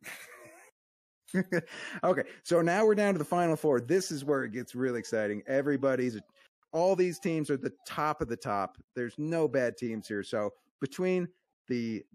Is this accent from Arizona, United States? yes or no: yes; Arizona, United States; I'm from Arizona